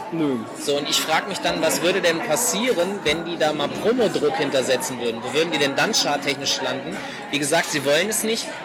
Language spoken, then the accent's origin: German; Hanover, Lower Saxony, Germany; Aus Hannover.